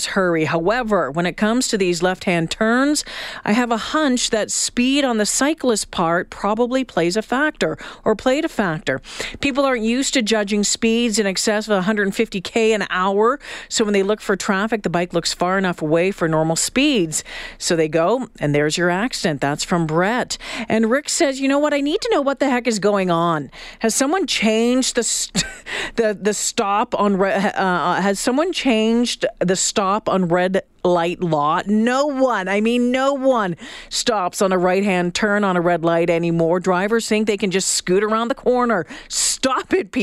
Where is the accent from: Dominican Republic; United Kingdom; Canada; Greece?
Canada; Northern Ontario; also born or lived in Thunder Bay / Sault Ste. Marie; now in Edmonton, Canada; I'm a Northern Ontario girl spending a lot of time growing up in Thunder Bay and Sault Ste. Marie